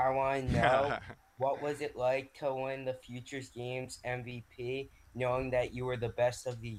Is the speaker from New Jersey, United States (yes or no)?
yes; New Jersey, United States; from New Jersey.